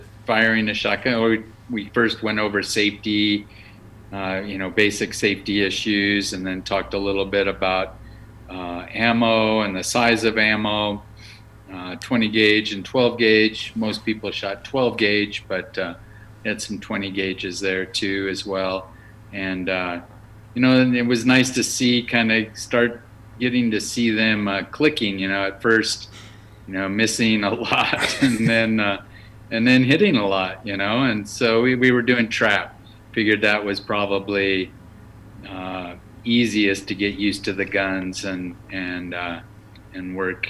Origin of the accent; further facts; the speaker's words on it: the Southwest, Arizona, United States; also born or lived in Midwest; I grew up in this area.